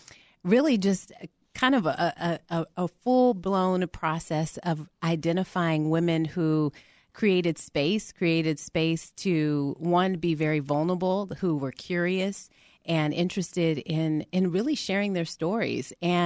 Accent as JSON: {"language": "English", "town": "Albuquerque", "region": "New Mexico", "country": "United States", "lives_now": "Atlanta, United States", "said": "I'm based out of Atlanta, mm-hmm. and I'm originally from Albuquerque, New Mexico."}